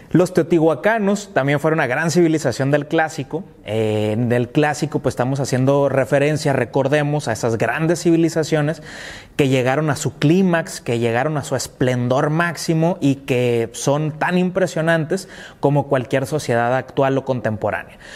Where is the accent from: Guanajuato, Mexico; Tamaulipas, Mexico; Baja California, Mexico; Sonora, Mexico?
Baja California, Mexico; Tecate; mi ciudad natal y donde me estoy desarrollando actualmente, pues es Tecate, Baja California